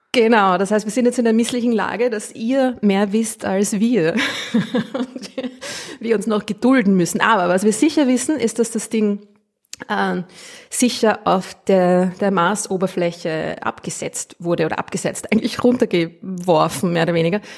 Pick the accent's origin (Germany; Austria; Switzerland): Austria; accent: Austrian